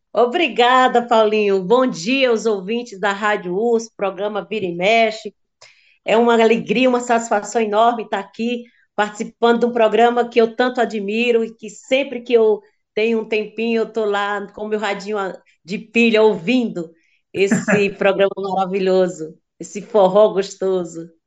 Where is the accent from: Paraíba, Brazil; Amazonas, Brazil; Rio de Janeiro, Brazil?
Paraíba, Brazil; Sousa; moved away; Eu sou de Souza, Paraíba, venho de uma família de, de sete filhos